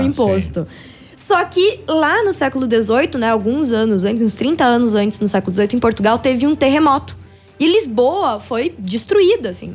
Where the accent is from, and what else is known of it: Braço do Trombudo, Santa Catarina, Brazil